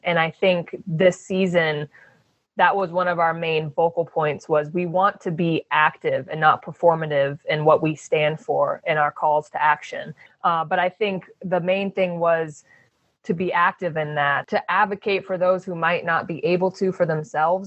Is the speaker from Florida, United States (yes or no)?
no; Phoenix, Arizona, United States; moved away; also born or lived in Oregon / Los Angeles; I grew up in Phoenix